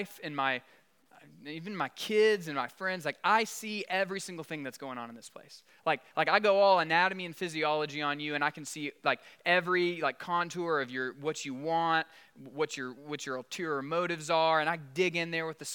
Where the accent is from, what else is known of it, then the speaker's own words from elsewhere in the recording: South Alabama, United States; I grew up in South Alabama, LA, Lower Alabama